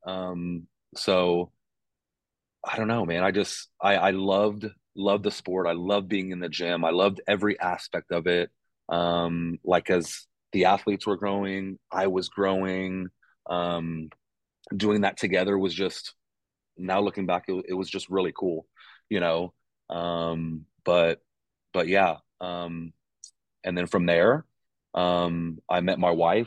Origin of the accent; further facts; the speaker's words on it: Texas, United States; moved away as an adult; also born or lived in Pittsburgh / Arkansas; now in Ames, United States; born and raised in Texas